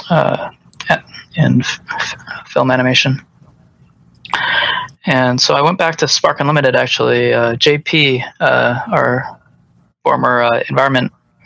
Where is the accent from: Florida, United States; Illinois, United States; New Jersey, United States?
Illinois, United States; Chicago; moved away as an adult; also born or lived in Los Angeles / Denver; I grew up in Chicago